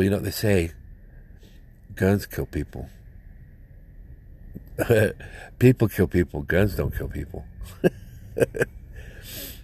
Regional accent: United States; I'm an American citizen

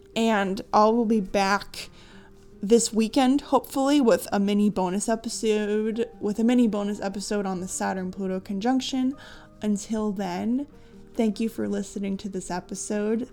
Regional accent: United States; my soul chose to be born in the United States, and I have a deep affinity for my country

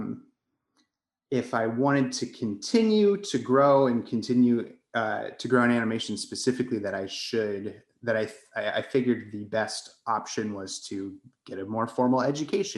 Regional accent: Colorado, United States; moved away as an adult; also born or lived in New York; So I guess I am originally from Colorado. I grew up in a tiny mountain town west of Colorado Springs

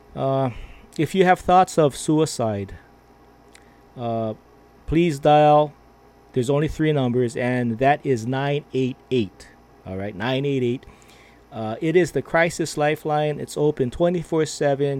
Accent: Philippines; I am Filipino.

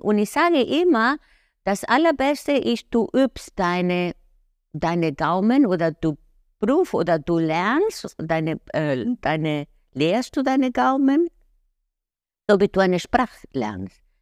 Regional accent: Buenos Aires, Argentina; first language Spanish; German is a second language; moved away as an adult; also born or lived in Milan, Italy / Lake Como, Italy; now in Germany; geboren in Buenos Aires, äh, sehr geprägt von den äh, äh Porteños-Leben, so die Stadt in, in Argentinien

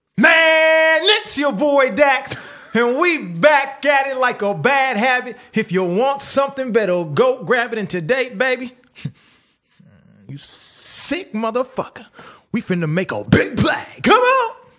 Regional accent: Canada; I was from Canada

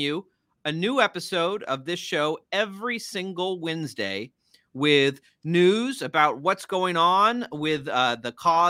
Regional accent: Maine, United States; my own experiences, in my home state of Maine, where I still serve in the Maine State Senate

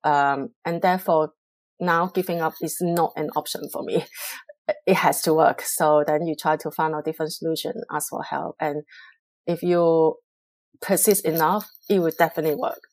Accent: Hong Kong; English is a second language; moved away as an adult; also born or lived in Singapore; now in London, United Kingdom; I'm originally from Hong Kong, China

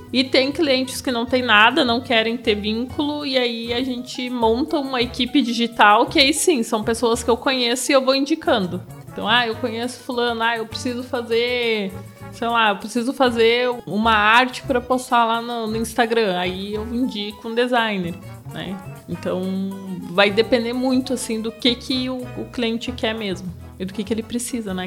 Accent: Passo Fundo, Rio Grande do Sul, Brazil; eu sou lá de Passo Fundo, lá do Rio Grande do Sul

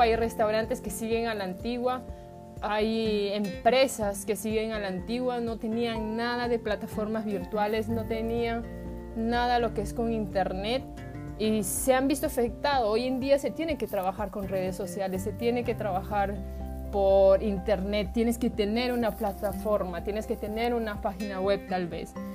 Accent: Peru; moved away as an adult; also born or lived in Japan; Yo soy peruana, eh, tengo descendencia japonés

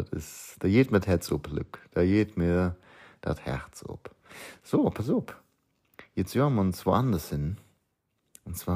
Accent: Lower Saxony, Germany; born there; auch wenn ich nicht gebürtig aus dem Osten stamme. Obwohl, geboren in Niedersachsen, das ist schon haarscharf an der Kante.

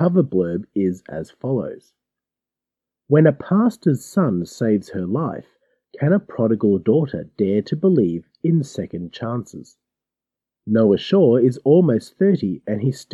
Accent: Australia; As an Australian

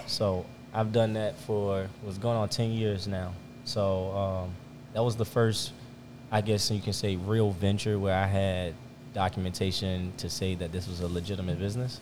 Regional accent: Richmond, Virginia, United States; also born or lived in Chesterfield, Virginia; I'm from Richmond, Virginia. Uh, born and raised

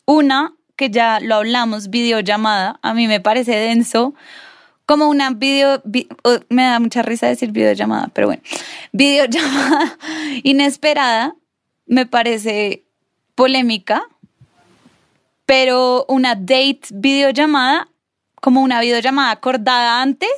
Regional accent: Bogotá, Bogotá Capital District, Colombia; nosotros tres somos más rolos

